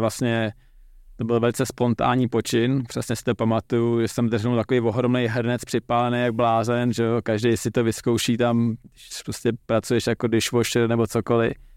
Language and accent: Czech; Czechia; jako Čech